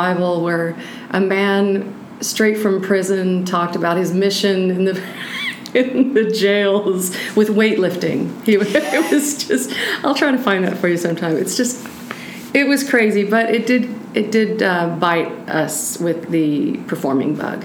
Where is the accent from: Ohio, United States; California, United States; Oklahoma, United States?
Oklahoma, United States; Norman; moved away as an adult; also born or lived in Boggy Depot, Oklahoma / Atoka, Oklahoma / Wilburton, Oklahoma / Tulsa, Oklahoma; we wound up in Norman, Oklahoma, where I grew up